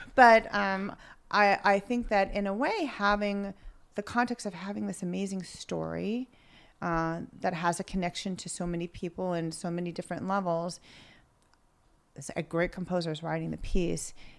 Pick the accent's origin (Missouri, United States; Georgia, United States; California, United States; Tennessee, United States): California, United States; moved away; I grew up a lot in California